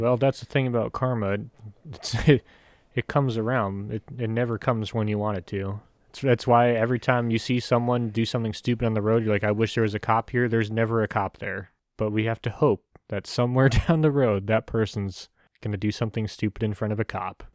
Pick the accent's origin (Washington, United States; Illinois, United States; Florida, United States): Illinois, United States; Chicago; we're from Chicago area